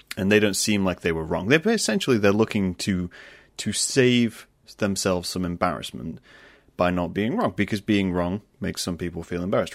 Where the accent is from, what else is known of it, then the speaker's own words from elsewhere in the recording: United Kingdom; also born or lived in Lincoln, Lincolnshire; I'm British